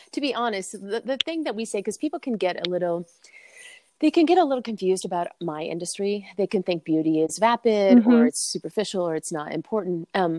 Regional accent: California, United States; I'm from California, so lacrosse is not something I was even like really exposed to.

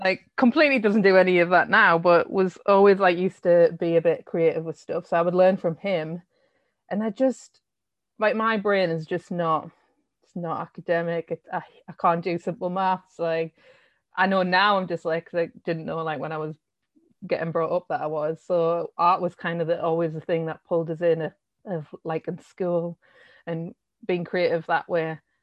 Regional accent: Sunderland, North East England, United Kingdom; also born or lived in Shiney Row / Roker; I come from Sunderland, born and raised, and I came, I used to live in a tiny, tiny little village, uh, called Shiny Row

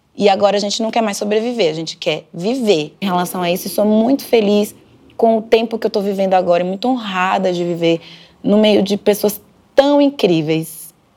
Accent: Camaçari, Bahia, Brazil; moved away as an adult; also born or lived in Candeias, Bahia; now in São Paulo, Brazil; Eu sou baiana, nasci numa cidade chamada Candeias e fui criada numa cidade chamada Camaçari

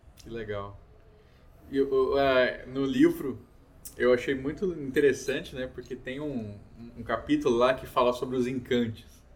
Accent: Pantanal, Mato Grosso do Sul, Brazil; sou da região do Pantanal ali, né, Mato Grosso do Sul

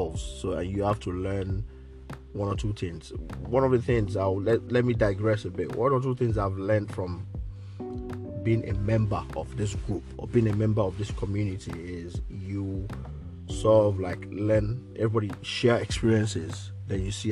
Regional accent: Nigeria; moved away; from Nigeria, from growing up in Nigeria

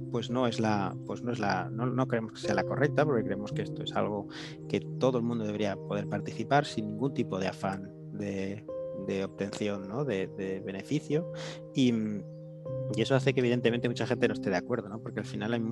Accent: Galicia, Spain; gallego sí.

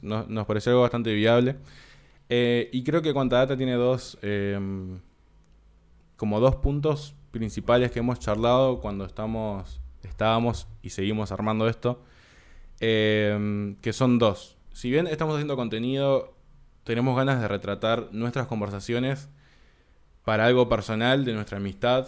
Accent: Uruguay; also born or lived in San Martín, Buenos Aires, Argentina / Tigre, Argentina; nací en Argentina, a los cuatro años me vine para Uruguay

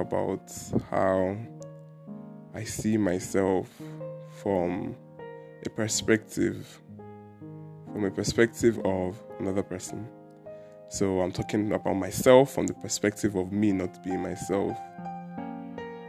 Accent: Anambra, Nigeria; I am a Nigerian and I am from Anambra State.

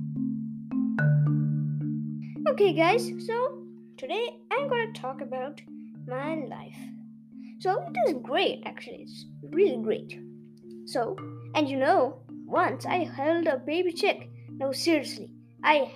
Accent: Kerala, India; moved away; Kerala is my hometown

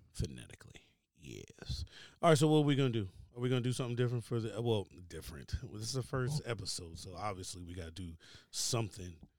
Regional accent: Baltimore, Maryland, United States; moved away; also born or lived in Richmond, Virginia; I'm originally from Baltimore, Maryland. Um, by way of Richmond, Virginia, which means, like, I went to school in Virginia

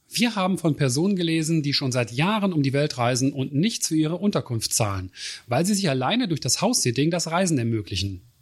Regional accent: Germany; Schließlich kommen wir als Deutsche auch sehr gut mit unseren holländischen Nachbarn zurecht.

